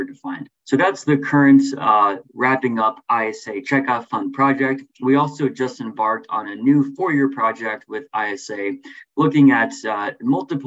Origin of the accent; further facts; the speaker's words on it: New England, United States; moved away as an adult; also born or lived in California; now in Illinois, United States; I grew up largely in New England